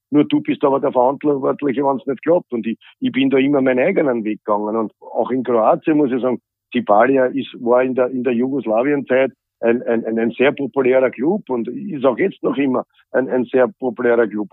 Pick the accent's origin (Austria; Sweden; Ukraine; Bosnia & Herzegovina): Austria; hier bei uns in Österreich